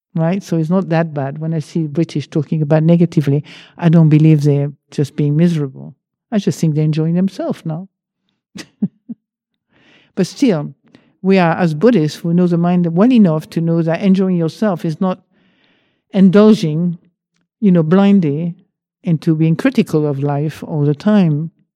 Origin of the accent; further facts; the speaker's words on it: France; accent: French; English is a second language; now in United Kingdom; I still have a French accent